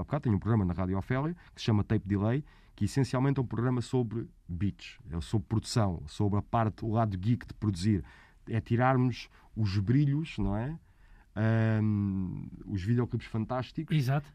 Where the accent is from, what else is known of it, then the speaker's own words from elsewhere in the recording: Almada, Setúbal, Portugal; Eu sou da Almada